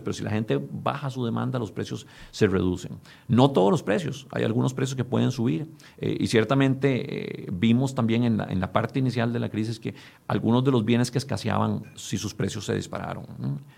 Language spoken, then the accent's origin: Spanish; Costa Rica; nosotros como costarricenses